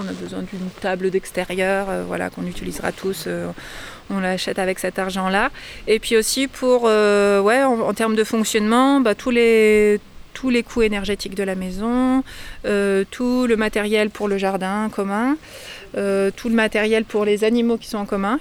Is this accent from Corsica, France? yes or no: no; Lorraine, Meuse, Grand Est, France; now in Combrailles, France; On vient de, de la Lorraine, qui est euh, pareil, un milieu très rural et euh, de la Meuse principalement